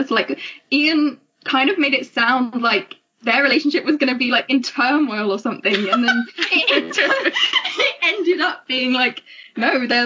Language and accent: English; England, United Kingdom; I'm from England, obviously, as you can tell from my accent.